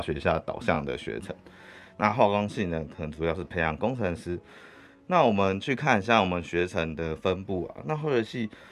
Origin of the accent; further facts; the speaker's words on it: Hualien, Hualien County, Taiwan; moved away as an adult; 我故乡是在花莲